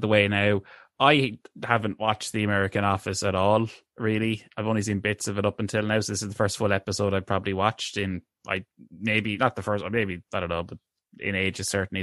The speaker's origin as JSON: {"language": "English", "country": "Ireland", "said": "green is sort of seen as our national colour"}